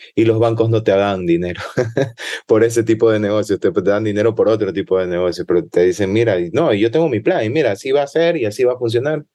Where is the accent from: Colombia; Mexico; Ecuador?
Ecuador